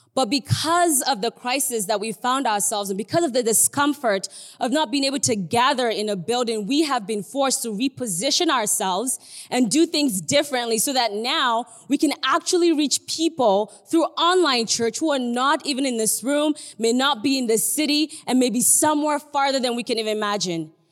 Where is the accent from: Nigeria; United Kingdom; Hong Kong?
Nigeria; I'm Nigerian. I don't know if you can tell, but I'm Nigerian.